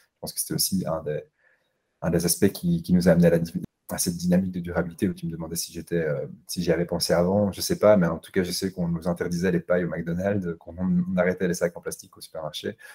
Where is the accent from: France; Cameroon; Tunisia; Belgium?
Belgium; Brussels, Brussels-Capital Region; je suis bruxellois